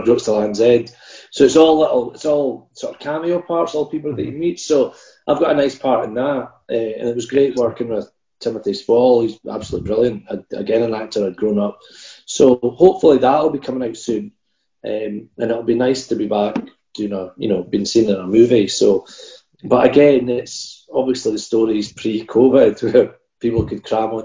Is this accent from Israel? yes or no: no; Perth, Scotland, United Kingdom; I grew up in Perth, and my dad, who he was originally from Rosyth, so he had no connection to Perth